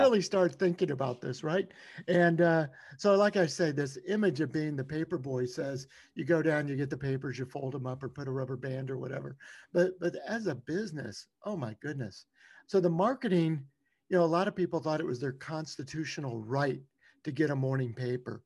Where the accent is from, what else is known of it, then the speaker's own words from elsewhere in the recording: Louisiana, United States; I grew up in Louisiana